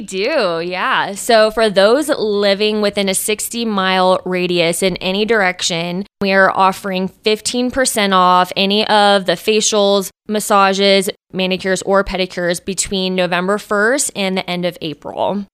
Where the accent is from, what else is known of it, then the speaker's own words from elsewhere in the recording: Austin, Texas, United States; moved away as an adult; now in South Fork, United States; I'm originally from Austin, Texas